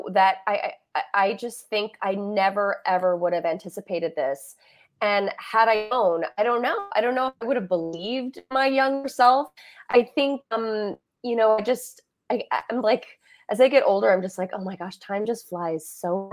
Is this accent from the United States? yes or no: yes; Elgin, Illinois, United States; I grew up in Elgin, Illinois, which is a suburb of Chicago.